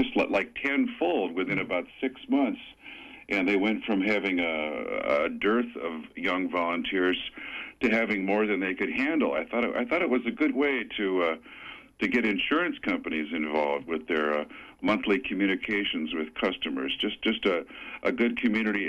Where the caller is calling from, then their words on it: Sedgwick, Maine, United States; I'm calling from Sedgwick